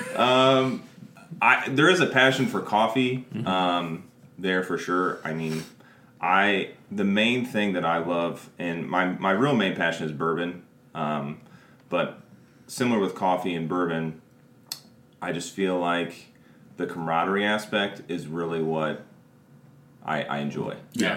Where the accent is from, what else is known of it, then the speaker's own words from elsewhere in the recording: Springfield, Illinois, United States; I still actually currently live in Springfield